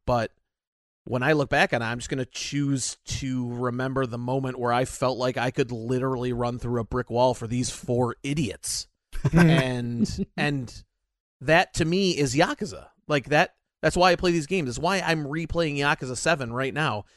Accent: United States; I'm an American.

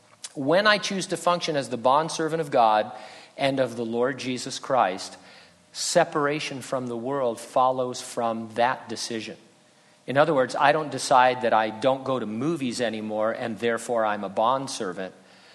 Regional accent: San Bernardino, California, United States; also born or lived in Riverside / Running Springs; But San Bernardino, that's my hometown.

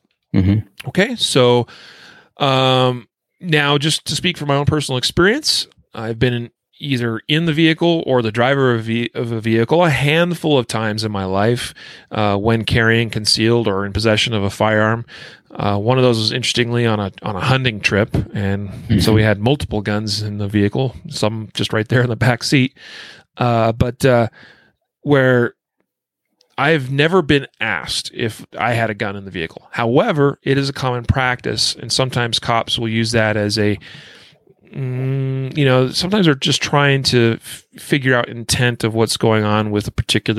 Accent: Idaho, United States; now in Colorado, United States; my state here, Colorado, my home state of Idaho

